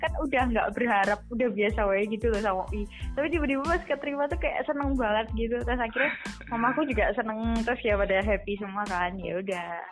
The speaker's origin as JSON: {"language": "Indonesian", "town": "Sukoharjo", "region": "Central Java", "country": "Indonesia", "said": "aku sih dari Sukoharjo"}